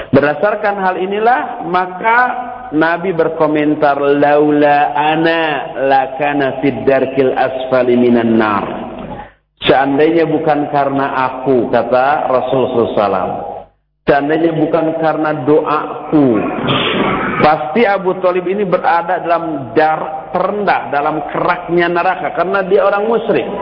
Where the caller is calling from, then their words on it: Tangerang, Banten, Indonesia; Uh, dari Tangerang dengan